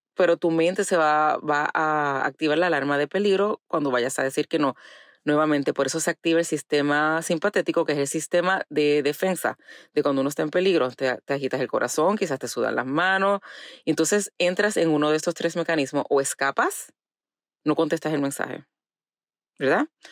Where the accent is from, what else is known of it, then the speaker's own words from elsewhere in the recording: Puerto Rico; moved away; crecí en Puerto Rico